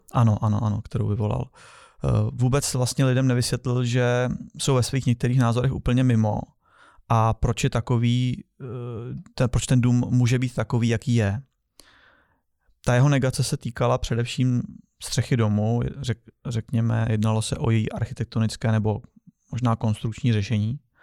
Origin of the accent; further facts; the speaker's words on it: Czechia; my jako Češi